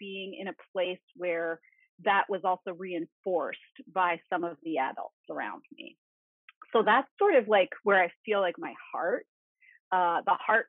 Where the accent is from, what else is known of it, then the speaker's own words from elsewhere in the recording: Malaysian Borneo, Malaysia; I grew up in Borneo, in Malaysian Borneo, which at the time was not terribly developed. It was full of rainforest, This was the 1970s